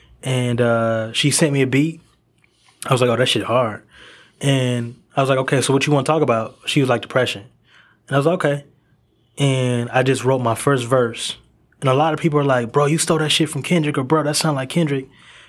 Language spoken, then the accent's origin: English; Duncanville, Texas, United States; You know, I come from Duncanville, Texas, and you know, I've been here in Texas for about, I think, like 11 or 12 years.